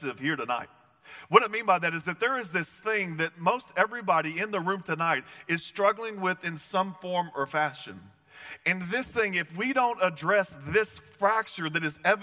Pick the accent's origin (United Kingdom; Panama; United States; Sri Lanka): United States; the South; I'm from the South